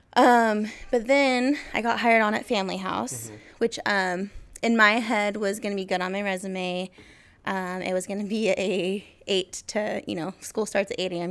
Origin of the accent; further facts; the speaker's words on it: Kelso, Washington, United States; moved away as an adult; now in Portland, United States; I'm from Kelso, Washington. Obviously, went to school with Jake